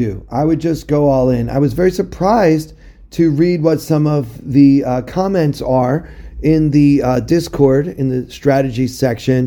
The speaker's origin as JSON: {"language": "English", "region": "Maryland", "country": "United States", "tie": "born or raised there", "said": "my home state of Maryland"}